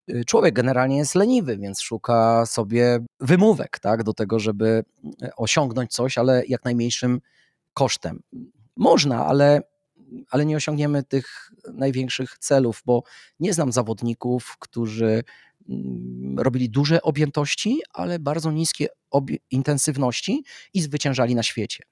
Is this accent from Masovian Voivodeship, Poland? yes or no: yes; Warsaw, Masovian Voivodeship, Poland; wychowywałem się na Muranowie